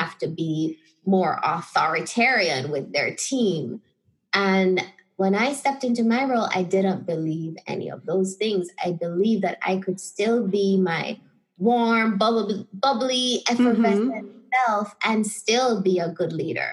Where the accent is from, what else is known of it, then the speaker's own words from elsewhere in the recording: Jamaica; moved away as an adult; also born or lived in Chicago, United States / Spain; I felt very disconnected from my identity as a Jamaican